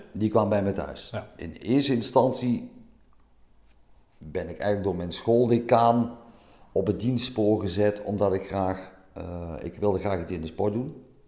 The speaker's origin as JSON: {"language": "Dutch", "town": "Meijl", "region": "Limburg", "country": "Netherlands", "said": "Ik kom uit Meijl, dat is op de grens tussen Limburg en Brabant"}